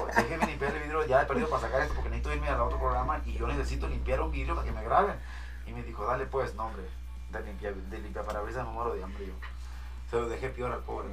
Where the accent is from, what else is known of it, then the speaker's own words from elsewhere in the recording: Mazatlán, Sinaloa, Mexico; no vengo de otro lugar, pero soy de Mazatlán.